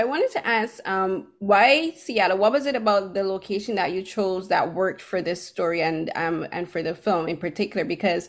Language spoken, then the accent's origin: English; Barbados; now in Toronto, Canada; I'm from Barbados.